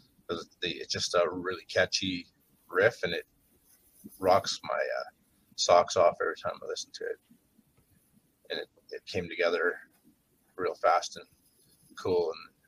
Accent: Williams Lake, British Columbia, Canada; also born or lived in Victoria; this is Winslake is my hometown

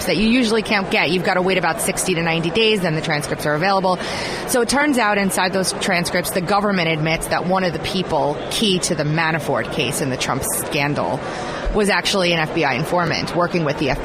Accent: Long Island, New York, United States; New York, my hometown, my Long Island family

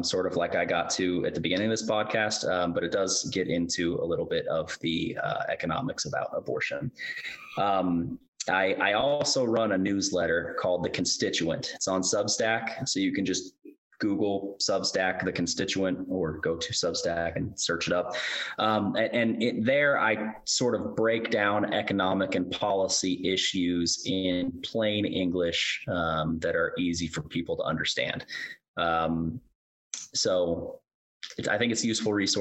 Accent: Kentucky, United States; moved away as an adult; now in Tennessee, United States; I'm actually from Kentucky. That's actually my home. I've only been in Tennessee for a few years

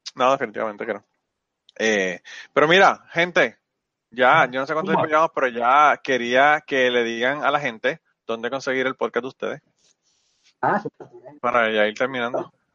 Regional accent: Puerto Rico; yo no soy mexicano, yo soy puertorriqueño

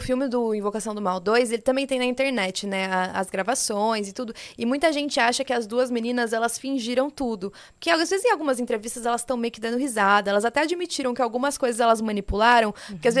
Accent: interior of São Paulo, Brazil; eu sou do interior daqui de São Paulo

